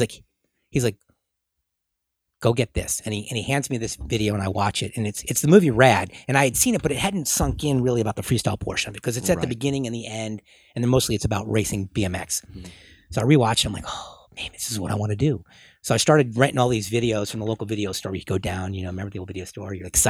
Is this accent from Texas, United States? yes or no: yes; Houston, Texas, United States; born there; So he used to take me when we lived in Houston because I was born in Houston. And even though you can't tell from my accent, but I've moved so much.